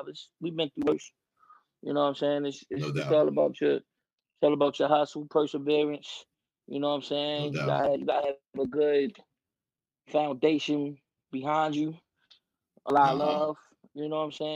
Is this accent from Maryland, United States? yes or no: yes; Baltimore, Maryland, United States; I'm from East Baltimore, you know what I'm saying? Okay. I'm from off Northern Parkway, Belvedere, York Road, all in that area